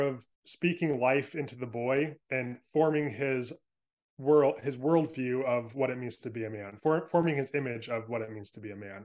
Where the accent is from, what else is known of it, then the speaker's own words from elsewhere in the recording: San Francisco Bay Area, California, United States; moved away as an adult; now in Oregon, United States; I grew up in San Francisco Bay Area